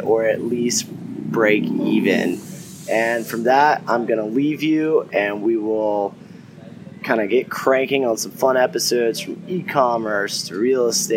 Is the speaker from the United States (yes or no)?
yes; the South, United States; accent: southern; my southern accent